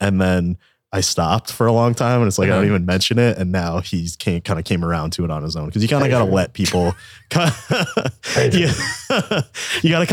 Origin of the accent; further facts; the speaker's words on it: East Coast, United States; now in Texas, United States; We're Italians from the East Coast